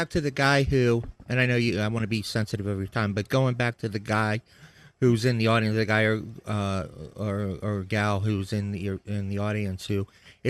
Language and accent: English; Maryland, United States; now in Boston, United States; I'm from Maryland.